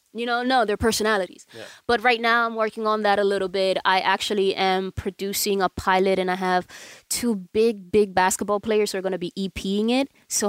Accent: New York, United States; moved away as an adult; also born or lived in Dominican Republic; now in Los Angeles, United States; I was born in DR. I was raised in New York.

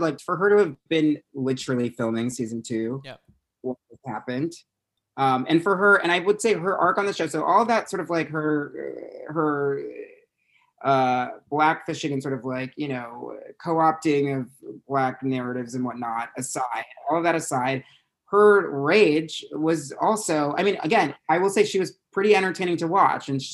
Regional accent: South Orange, New Jersey, United States; accent: Jersey; moved away; I'm from South Orange, New Jersey

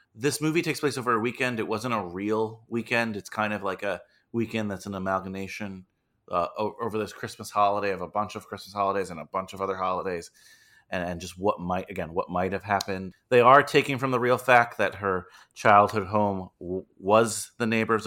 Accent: United States

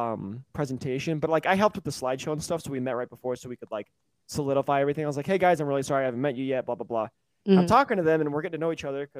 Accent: Mississippi, United States

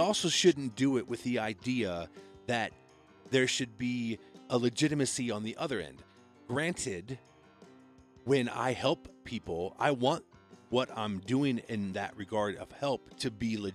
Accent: Iowa, United States; now in Colorado, United States; I grew up in Iowa and I moved to Colorado

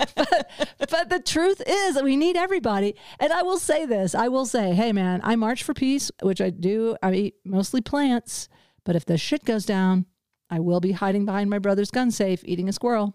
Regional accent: the Ozarks, United States; I come from the Ozarks and very conservative background

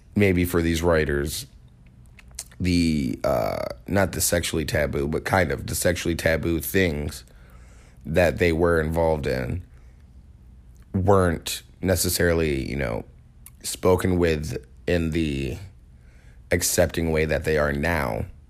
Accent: Holland, Michigan, United States; I grew up in Holland, if you ain't Dutch, you ain't much

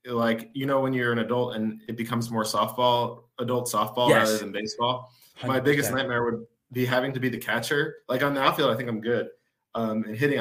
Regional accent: Livingston, New Jersey, United States; moved away as an adult; also born or lived in Denmark; now in Finland; I grew up in North Jersey

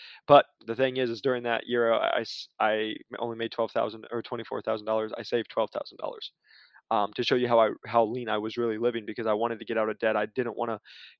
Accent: Iowa, United States; moved away as an adult; now in Arizona, United States; I moved out here to Arizona from Iowa. I had $1,200 to my name.

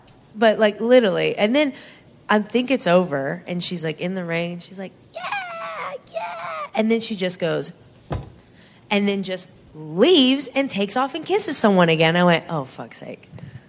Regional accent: Texas, United States; I'm from Texas

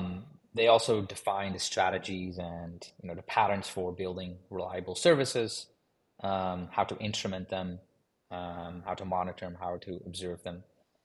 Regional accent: Amsterdam, North Holland, Netherlands; My background is in computer science. So originally I'm from Amsterdam.

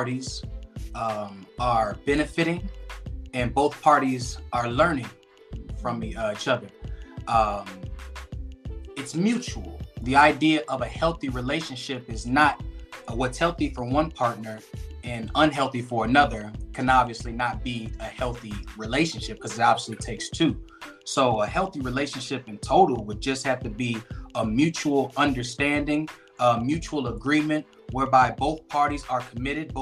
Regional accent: Aurora, Illinois, United States; also born or lived in Chicago, Illinois; now in Phoenix, Arizona, United States; my original place of birth is Aurora, Illinois. So I always try to big up my hometown, big ups to Aurora, Illinois.

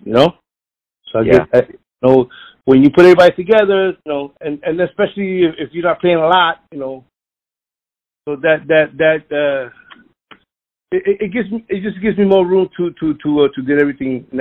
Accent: Philadelphia, Pennsylvania, United States; I was born in North Philadelphia

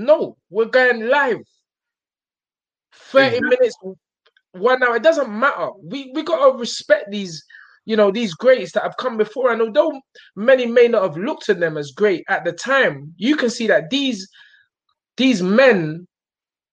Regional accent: London, United Kingdom; I'm from South.

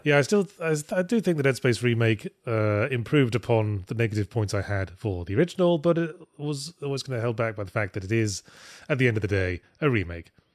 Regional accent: United Kingdom

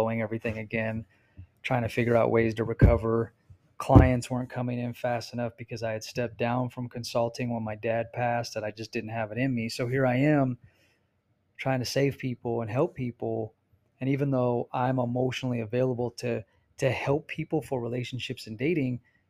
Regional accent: Arizona, United States; moved away as an adult; also born or lived in California; now in Utah, United States; Arizona, even though it's my home state

